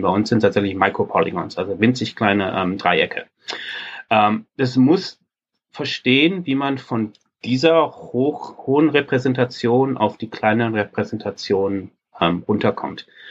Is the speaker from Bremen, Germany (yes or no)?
no; Ruhr area, North Rhine-Westphalia, Germany; Ich übrigens als Ruhrpottler